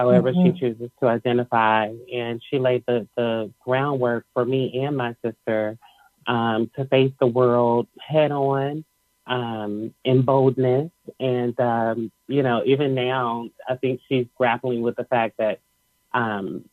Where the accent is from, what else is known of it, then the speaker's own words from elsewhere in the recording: Cincinnati, Ohio, United States; now in Texas, United States; I was raised in Cincinnati, Ohio, and I relocated to Texas